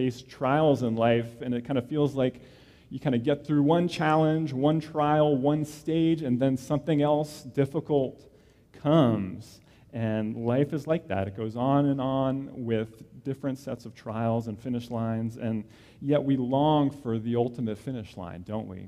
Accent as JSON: {"language": "English", "region": "New Jersey", "country": "United States", "tie": "born or raised there", "said": "I grew up in New Jersey"}